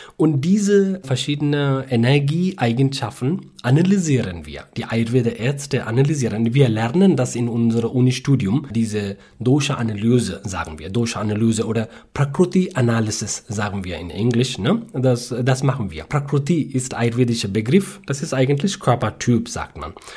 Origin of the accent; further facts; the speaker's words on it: South India, India; German is a second language; moved away as an adult; also born or lived in Bangalore, India; now in Rügen, Germany; Ja, ich komme aus Südindien in der Nähe näher von südwestlichen Küste äh, von ja. Indien.